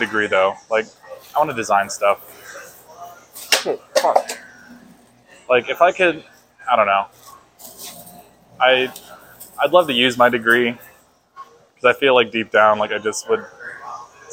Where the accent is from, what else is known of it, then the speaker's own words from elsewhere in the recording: Illinois, United States; moved away; I'm going back to Illinois tomorrow to visit family